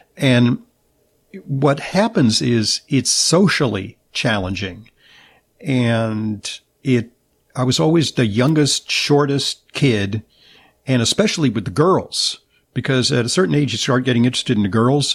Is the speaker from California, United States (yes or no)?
yes; Southern California, United States; I'm from Southern California